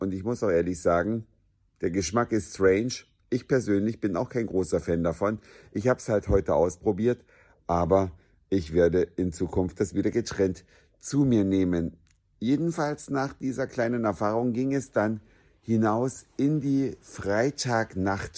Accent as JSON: {"language": "German", "country": "Germany", "said": "ich kam aus Deutschland"}